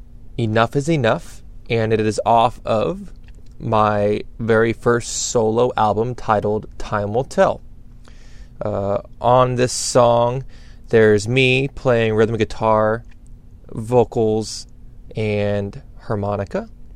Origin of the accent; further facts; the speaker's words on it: Dover, Ohio, United States; now in San Diego, United States; I'm originally from Dover, Ohio, but I have been living in Ocean Beach, San Diego, California for the last 11 years.